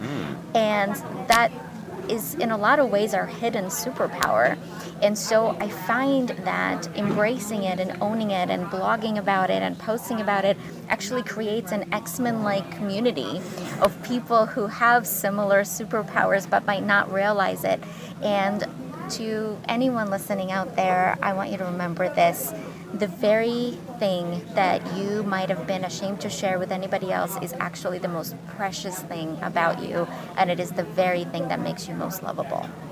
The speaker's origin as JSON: {"language": "English", "country": "Ukraine", "tie": "born or raised there", "moved": "yes", "said": "I grew up in Ukraine"}